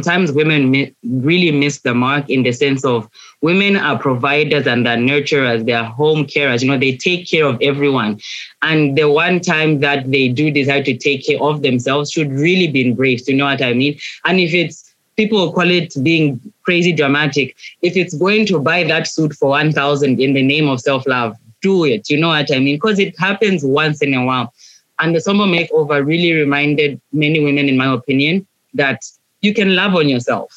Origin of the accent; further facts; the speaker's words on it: Gaborone, Botswana; moved away as an adult; now in Zambia; I was born in Botswana, born and bred. City of Baboroni